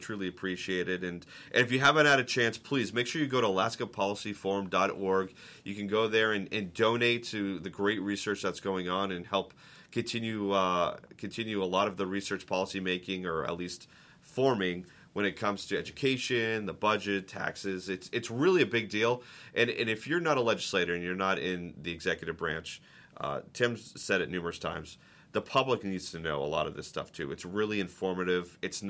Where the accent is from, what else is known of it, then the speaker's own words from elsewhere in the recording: Boston, Massachusetts, United States; I'm a diehard Red Sox fan. I'm from Boston. I know you asked me where the accent is. I lost it a long time ago when I moved around the country.